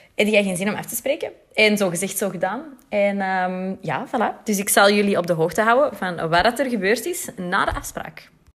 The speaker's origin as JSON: {"language": "Dutch", "town": "Antwerp", "region": "Flanders", "country": "Belgium", "said": "ik ben uit Antwerpen"}